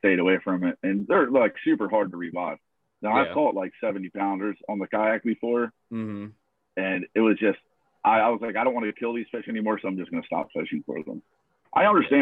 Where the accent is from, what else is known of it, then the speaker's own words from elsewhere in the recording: Villas, New Jersey, United States; I grew up over in the Villas